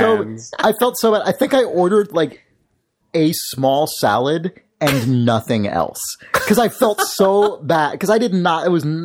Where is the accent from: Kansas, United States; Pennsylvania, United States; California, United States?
California, United States; San Francisco; also born or lived in Berkeley; I was born in San Francisco and we lived here when I was a little kid.